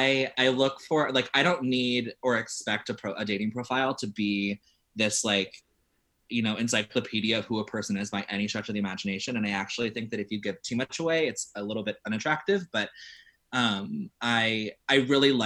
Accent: Ohio, United States; I come from like a very specific space in the world, but I don't feel that bad. Like, I grew up in Ohio where, you know, to go on a date

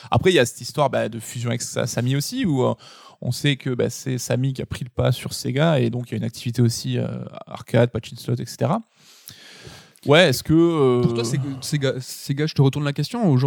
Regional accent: Centre-Val de Loire, France; du Berry. PlayStation Mag.

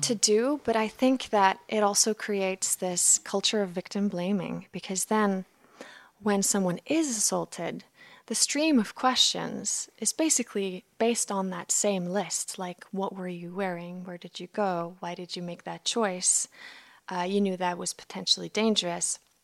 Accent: Iceland; I'm from Iceland, so this all took place in an Icelandic high school

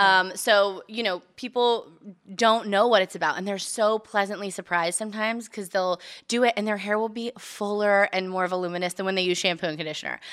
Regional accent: Bakersfield, California, United States; moved away; I'm from Bakersfield

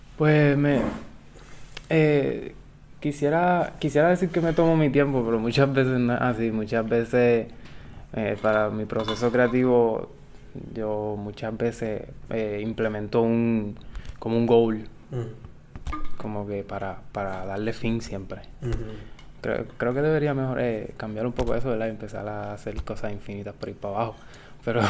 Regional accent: Guayanilla, Puerto Rico; now in Mayagüez, Puerto Rico; Yo, yo soy del sur de Guayanilla, nacido allá

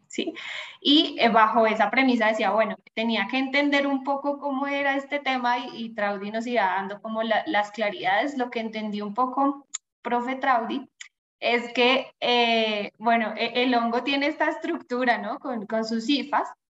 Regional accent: Bogotá, Colombia; yo soy colombiana, rola, decimos por acá, bogotana

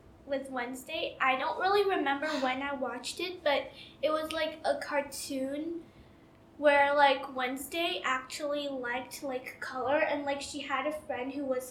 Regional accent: China; I'm in year 7 and I'm from China.

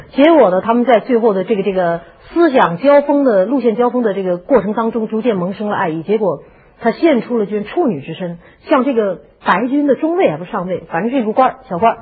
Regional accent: China; 我们中国人都熟悉那个故事

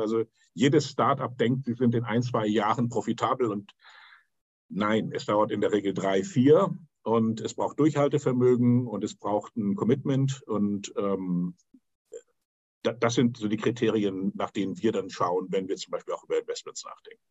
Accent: Hamburg, Germany; ich bin in Hamburg aufgewachsen

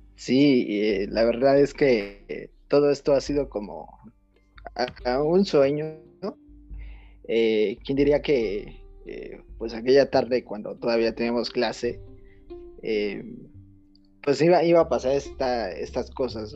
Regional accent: Mexico; somos de México, somos de México

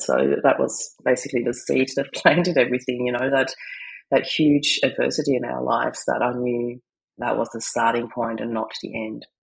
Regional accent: Austria; moved away; I come from Austria

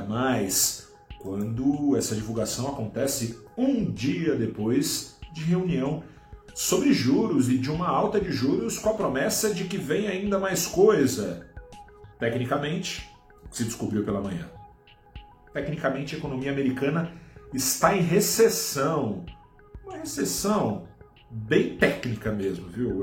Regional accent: Brazil; como brasileiros que somos

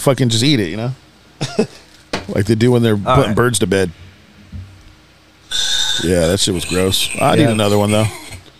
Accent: United Kingdom; Because I'm from Britain. We're survivors. Even though that's kind of like a Australian accent.

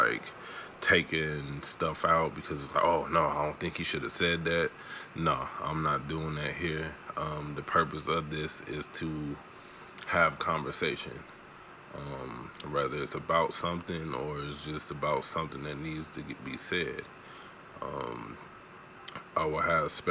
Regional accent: Chicago, Illinois, United States; also born or lived in Kalamazoo, Michigan / Mississippi; I was born in Chicago and raised between both Kalamazoo and Chicago all of my life. You know, and you sprinkle in a little bit of Mississippi in there

